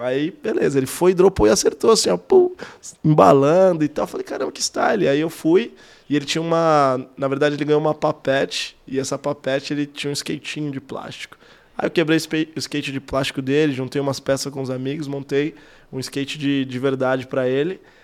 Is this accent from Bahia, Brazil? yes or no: no; Suzano, São Paulo, Brazil; also born or lived in Tampa, United States; eu sou de Suzano, da extremo leste